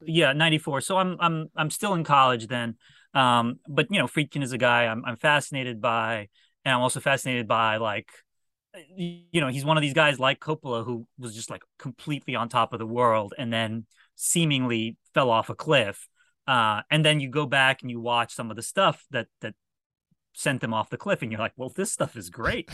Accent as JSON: {"language": "English", "town": "Washington", "country": "United States", "tie": "born or raised there"}